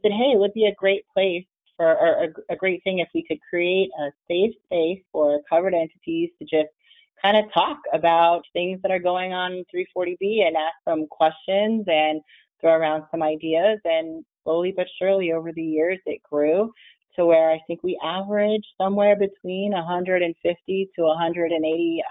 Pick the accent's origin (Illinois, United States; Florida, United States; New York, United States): Florida, United States; South; I'm from South Florida, and so it's pretty much summer weather all year